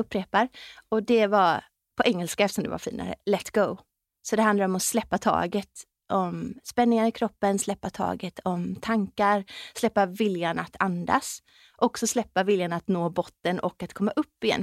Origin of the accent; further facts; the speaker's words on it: West Coast, Sweden; så är jag uppväxt på västkusten